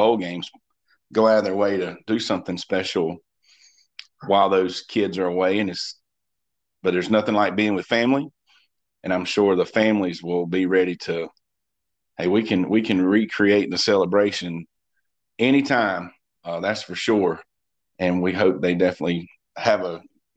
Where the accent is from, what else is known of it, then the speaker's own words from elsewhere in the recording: Pacolet, South Carolina, United States; moved away; I was in my hometown of Packlet